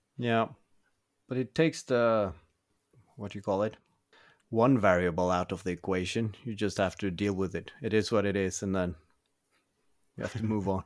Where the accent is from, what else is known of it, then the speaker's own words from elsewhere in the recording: Norway; also born or lived in Oslo; I'm from Norway. I currently live outside